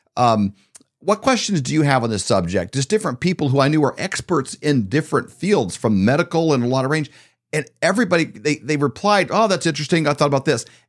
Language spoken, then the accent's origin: English; Midwest, United States; we grew up in the Midwest